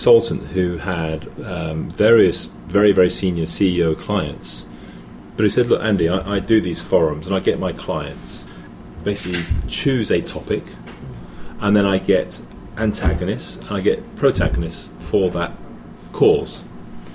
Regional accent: England, United Kingdom; moved away as an adult; also born or lived in Hong Kong; I'm English

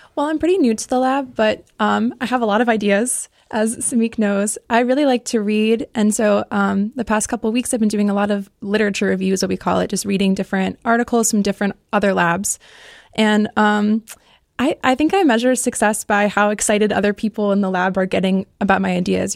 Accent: Connecticut, United States; moved away as an adult; now in Ohio, United States; I grew up in Connecticut and then went to University of Connecticut for undergrad

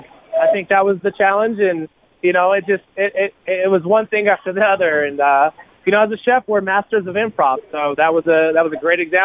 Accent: Oakland, California, United States; now in Colorado Springs, United States; I'm from the hood. You know, I was raised in Oakland

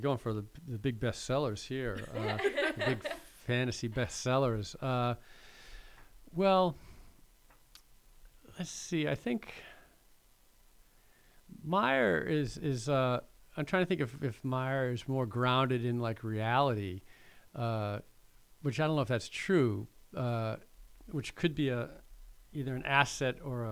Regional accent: Massachusetts, United States; I'm from Massachusetts

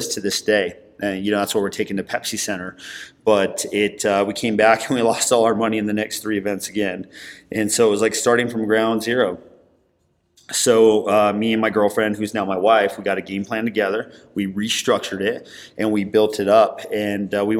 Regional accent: Denver, Colorado, United States; I grew up here in Denver.

